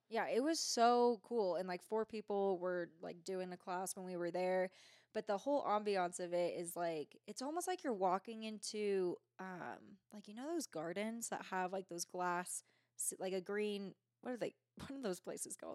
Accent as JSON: {"language": "English", "area": "Bay Area", "region": "California", "country": "United States", "moved": "yes", "lives_now": "Truckee, United States", "said": "I am from the Bay Area."}